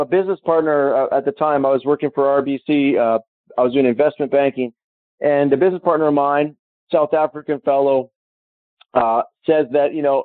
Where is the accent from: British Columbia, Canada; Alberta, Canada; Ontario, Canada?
Alberta, Canada; Calgary; I flew back to my hometown, Calgary